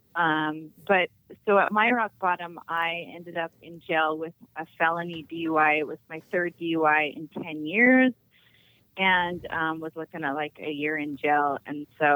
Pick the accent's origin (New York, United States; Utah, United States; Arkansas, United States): Utah, United States; I'm from Utah